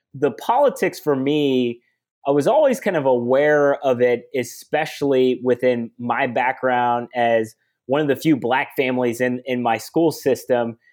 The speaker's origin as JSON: {"language": "English", "town": "Columbus", "region": "Ohio", "country": "United States", "tie": "born or raised there", "said": "I grew up in Columbus, Ohio, um, actually a suburb of, of Columbus in Worthington"}